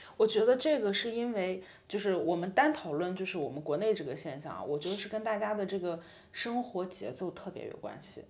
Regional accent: Qingdao, Shandong, China; moved away as an adult; also born or lived in Italy; now in Milan, Italy; 可能回我的家乡青岛

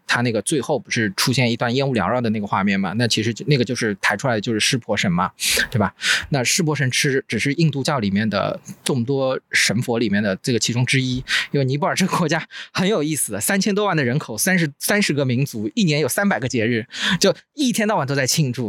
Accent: Wuxi, Jiangsu, China; 我小时候生活过的地方

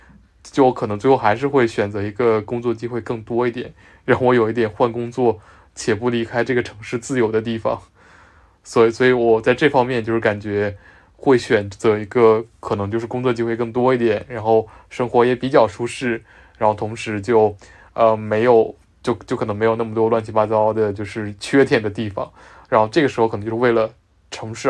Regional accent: northern China, China; moved away; 我作为一个北方人

